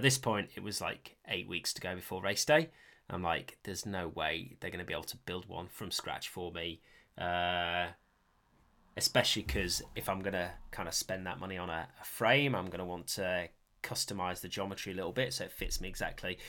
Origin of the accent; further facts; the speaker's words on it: Sheffield, Yorkshire and the Humber, United Kingdom; I grew up in Sheffield, so that's where, that's where I used to mountain bike as a kid